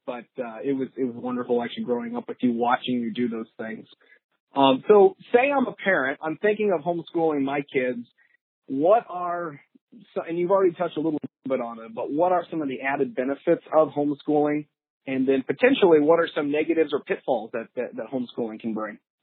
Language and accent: English; Florissant, Missouri, United States; born or raised there